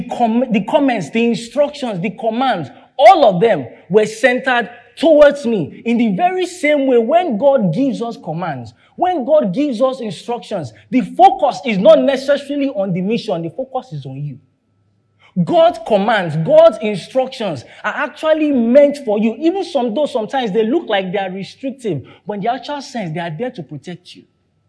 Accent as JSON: {"language": "English", "region": "London", "country": "United Kingdom", "tie": "born or raised there", "said": "because I grew up in London, that's why I experienced this."}